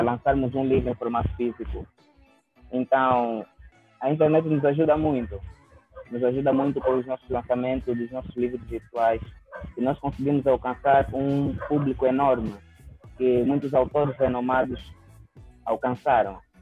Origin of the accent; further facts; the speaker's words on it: Angola; sou escritor e sou de Angola, África